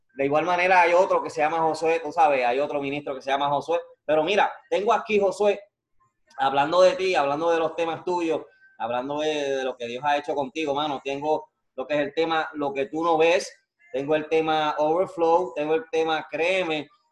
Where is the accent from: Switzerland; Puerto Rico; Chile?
Puerto Rico; Yo soy de Calle, y del medio, del centro, Calle, bonito.